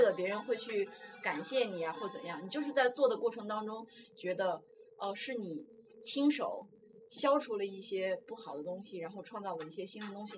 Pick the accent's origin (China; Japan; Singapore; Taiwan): China; Inner Mongolia; moved away as an adult; now in Beijing, China; 我来自内蒙古 然后呢，我现在在北京